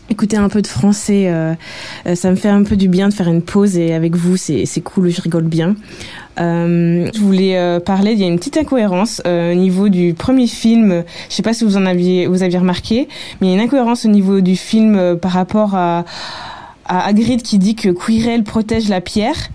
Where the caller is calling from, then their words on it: England, United Kingdom; Coucou la voix 9 quarts, euh … je vous écoute depuis l'Angleterre.